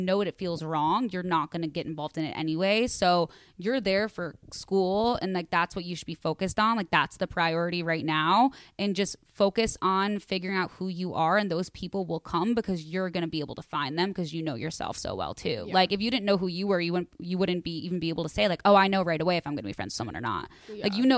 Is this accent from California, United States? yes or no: yes; California, United States; So I'm 24 years old and still living in the town that I was born in California. I went to every school in this town from preschool to college.